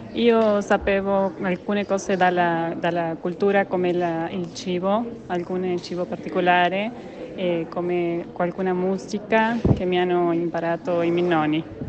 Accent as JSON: {"language": "Italian", "region": "Entre Ríos", "country": "Argentina", "second_language": "Italian", "moved": "yes", "lives_now": "Tucumán, Argentina", "said": "in questo momento vivo in Tucumán, ma sono originaria da Entre Rios"}